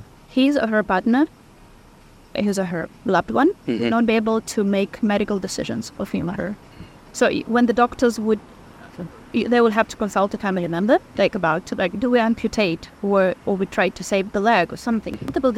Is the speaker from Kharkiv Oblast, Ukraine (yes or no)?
yes; Kharkiv, Kharkiv Oblast, Ukraine; I'm from Kharkiv.